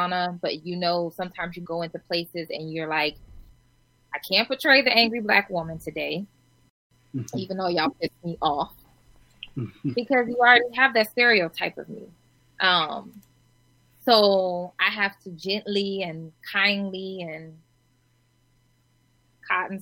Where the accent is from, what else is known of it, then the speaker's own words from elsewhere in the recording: Omaha, Nebraska, United States; I'm from Omaha, Nebraska